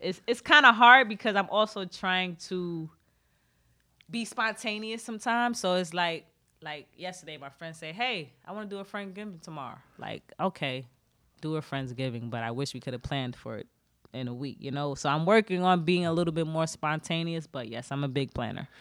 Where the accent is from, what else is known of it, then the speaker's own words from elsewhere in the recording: New York City, New York, United States; moved away; also born or lived in Baltimore; I'm originally from Brooklyn, New York. I'm from Flatbush